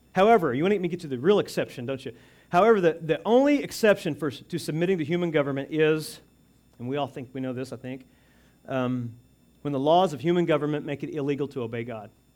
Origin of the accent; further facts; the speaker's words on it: United States; as American citizens